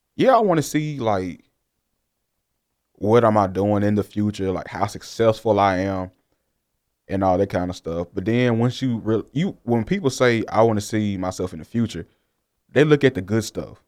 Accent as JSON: {"language": "English", "town": "Jackson", "region": "Mississippi", "country": "United States", "said": "I'm from Jackson"}